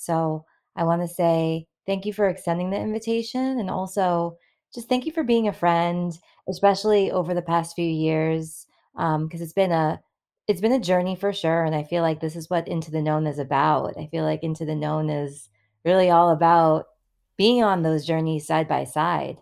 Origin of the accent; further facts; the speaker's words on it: Massachusetts, United States; also born or lived in New York; growing up in the Massachusetts public school system